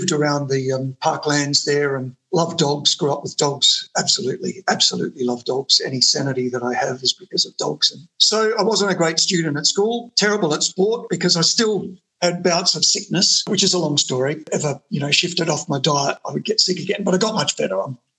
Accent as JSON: {"language": "English", "town": "Adelaide", "region": "South Australia", "country": "Australia", "tie": "born or raised there", "moved": "as an adult", "lives_now": "Melbourne, Australia", "said": "I was born in Adelaide in 1962, Queen Victoria Hospital. I grew up in Norwood. Before Norwood was trendy, it was a pretty trashy place back then, full of immigrants. My parents were Polish immigrants."}